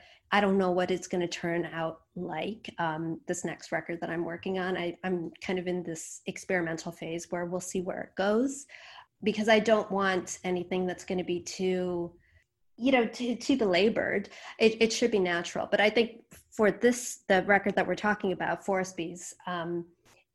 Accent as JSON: {"language": "English", "country": "United States", "tie": "born or raised there", "said": "I was born in the States. My parents were immigrants from India."}